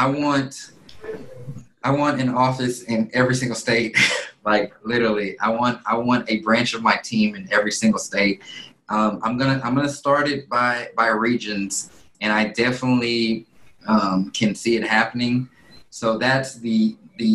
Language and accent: English; Alpharetta, Georgia, United States; moved away as an adult; also born or lived in Houston, Texas; now in Dallas, United States; in middle school I moved over to Alpharetta, Georgia, which is a town a little north of Atlanta. Yep. And lived there, went to high school out there